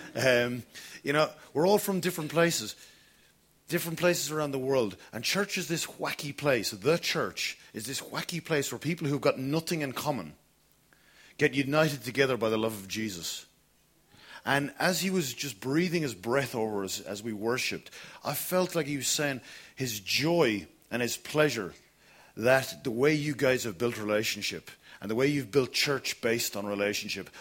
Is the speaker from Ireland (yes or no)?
yes; Kilkenny, Leinster, Ireland; moved away; I grew up in Kilkenny